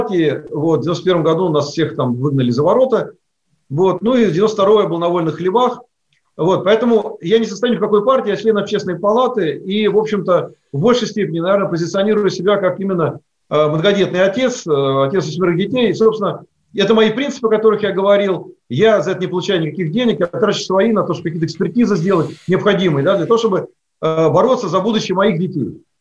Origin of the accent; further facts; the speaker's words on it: Ivanovo Oblast, Russia; поскольку моя родина Ивановской области э, и плюс мой родной город, то есть я там не турист с наездом